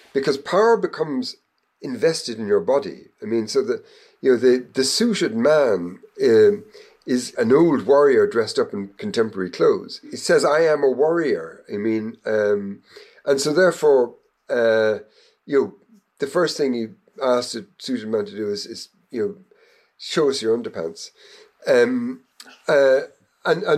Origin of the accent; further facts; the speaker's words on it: Ireland; I was growing up in Ireland in the 19th century